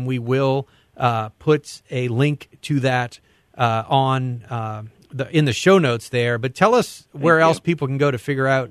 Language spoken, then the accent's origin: English; the South, United States; I grew up in the South